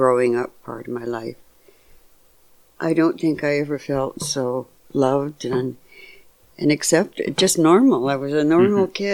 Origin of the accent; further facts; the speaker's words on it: Victoria, British Columbia, Canada; I was born in Victoria, B.C. in 1940, November 26th.